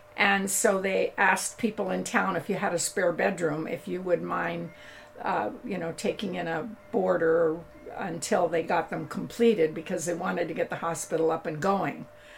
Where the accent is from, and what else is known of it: Camarillo, California, United States; born or raised there